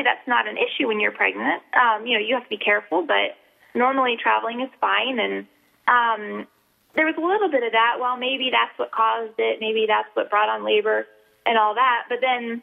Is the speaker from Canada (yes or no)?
no; South Carolina, United States; moved away as an adult; now in Alaska, United States; I'm from South Carolina